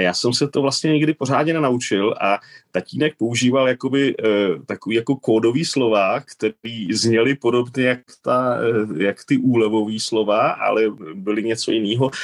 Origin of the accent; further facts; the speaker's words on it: Czechia; also born or lived in Spain; now in Switzerland; jsem Čech